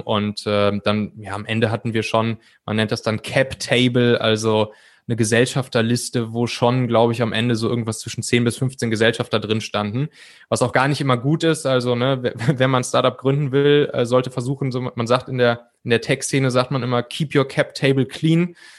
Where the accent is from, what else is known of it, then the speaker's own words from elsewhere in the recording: Cologne area, North Rhine-Westphalia, Germany; ich bin im Prinzip im, im Rheinland, so in der Kölner Gegend, auch auf so einem kleinen Dorf aufgewachsen